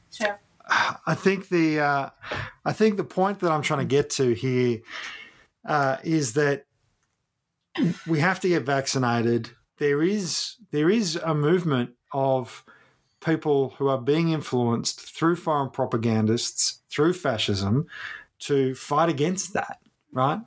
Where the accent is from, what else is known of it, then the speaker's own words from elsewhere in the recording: Ballarat, Victoria, Australia; moved away; My hometown of Ballarat, where my family lives